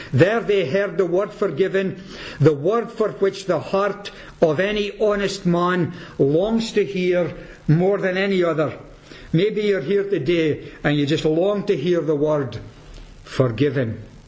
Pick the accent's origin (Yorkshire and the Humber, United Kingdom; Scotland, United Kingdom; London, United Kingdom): Scotland, United Kingdom; Peterhead; I'm from Peterhead